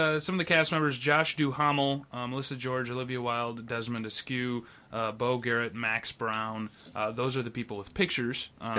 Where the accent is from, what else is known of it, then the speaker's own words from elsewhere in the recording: Brazil; Brazil, great, I'm from Brazil, and then Brazilians against this movie.